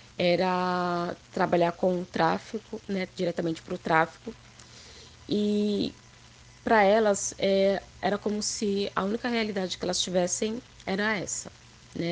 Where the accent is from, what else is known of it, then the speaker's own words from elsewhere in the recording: São Paulo, Brazil; Eu nasci na Zona Leste, né? Sou da Zona Leste